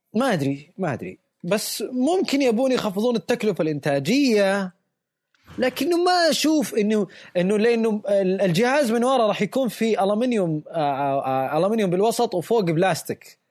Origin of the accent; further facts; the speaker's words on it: Saudi Arabia; عندنا بالسعودية